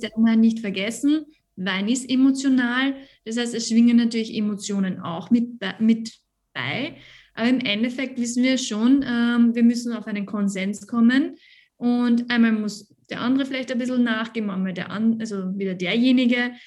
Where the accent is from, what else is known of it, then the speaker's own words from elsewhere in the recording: Carnuntum, Lower Austria, Austria; Ich bin aus dem Niederösterreich